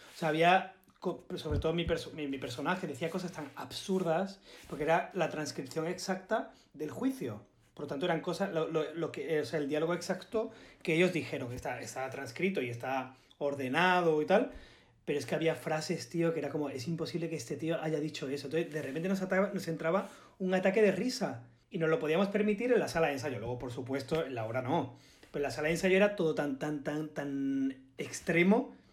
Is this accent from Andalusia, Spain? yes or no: yes; Málaga, Andalusia, Spain; accent: malagueño; yo a todos lados digo, que soy de Málaga